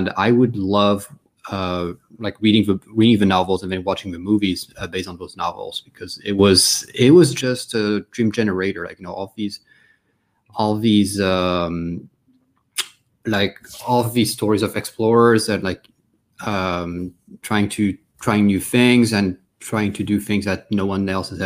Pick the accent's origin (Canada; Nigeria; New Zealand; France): France; moved away; also born or lived in Washington, D.C., United States / United Kingdom; I moved to France, where I spent most of my childhood and teenage years